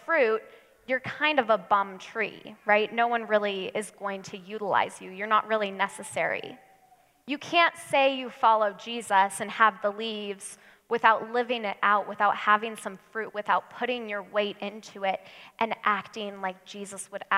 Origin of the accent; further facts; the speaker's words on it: United States; us Americans